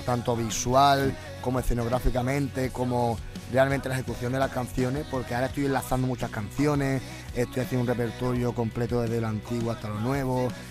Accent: Seville, Andalusia, Spain; desde pequeño eh, llevo yendo allí, me parece que, como al ser mi ciudad, al ser mi tierra

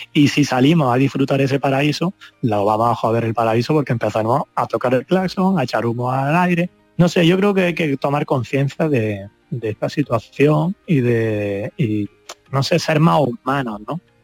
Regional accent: Andalusia, Spain; moved away; mi país, ¿no? que, al fin y al cabo es mi tierra

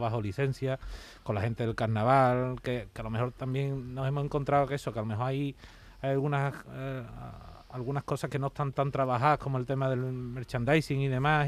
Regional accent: Seville, Andalusia, Spain; yo soy de Sevilla

